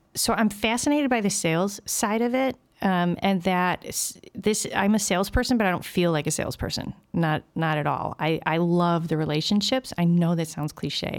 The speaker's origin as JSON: {"language": "English", "town": "Berwyn", "region": "Illinois", "country": "United States", "tie": "born or raised there", "also_born_or_lived": "Brookfield, Illinois", "said": "I grew up in Berwyn"}